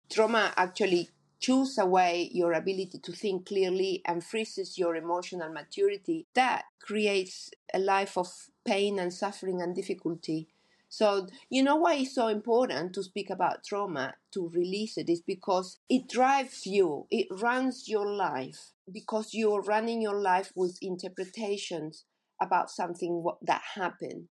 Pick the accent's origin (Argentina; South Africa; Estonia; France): Argentina; moved away as an adult; now in New Zealand; I grew up in Argentina